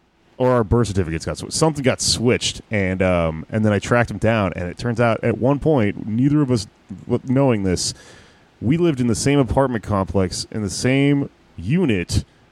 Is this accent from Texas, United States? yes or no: yes; Houston, Texas, United States; also born or lived in San Antonio, Texas; I was born in San Antonio. I grew up in Houston. Went back to San Antonio for college